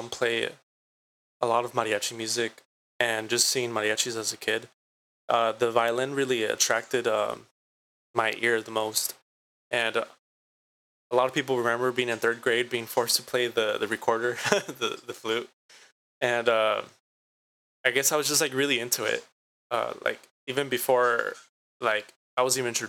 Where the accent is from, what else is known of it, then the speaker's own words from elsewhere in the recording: Santa Ana, California, United States; I was born and raised in Santa Ana, so I like to, give myself the title of Santanero